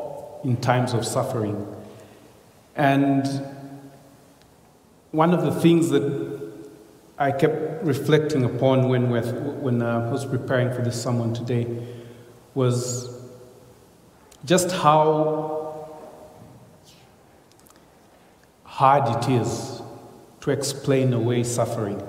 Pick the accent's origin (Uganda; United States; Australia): Uganda; I come from Uganda again, and my mother is a Muganda. My father was a Runyankore